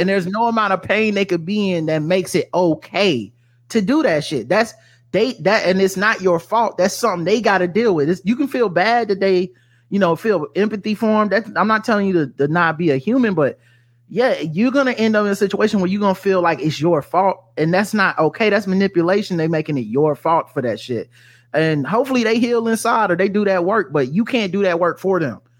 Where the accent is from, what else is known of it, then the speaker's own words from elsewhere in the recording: the South, United States; I was raised in the South